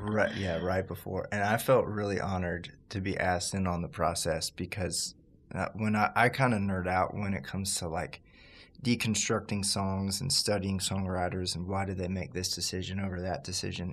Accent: Baton Rouge, Louisiana, United States; moved away; I'm from Baton Rouge, Louisiana, originally

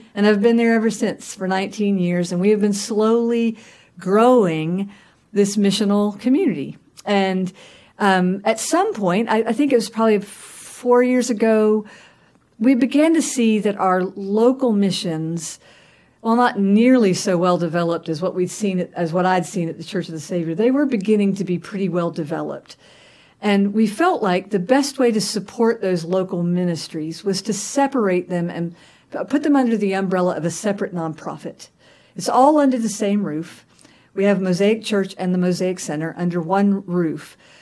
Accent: Augusta, Georgia, United States; I was born and raised in Augusta, Georgia

